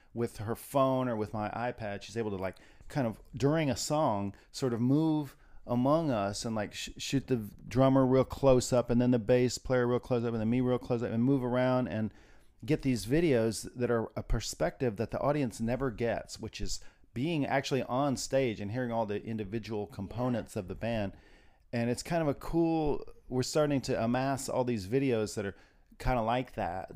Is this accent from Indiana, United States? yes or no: yes; Terre Haute, Indiana, United States; moved away as an adult; also born or lived in Bloomington, Indiana / Hoboken, New Jersey / New York City; I'm from Indiana. I'm from t- the area of Terre Haute, Indiana